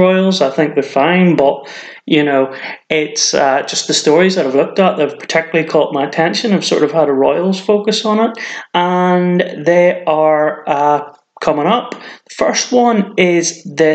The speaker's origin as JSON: {"language": "English", "region": "Northern Ireland", "country": "United Kingdom", "moved": "yes", "lives_now": "Cheshire, United Kingdom", "said": "I'm not from England. I'm originally from Northern Ireland, but I've been living here for quite a while, so I suppose it's kind of my home now."}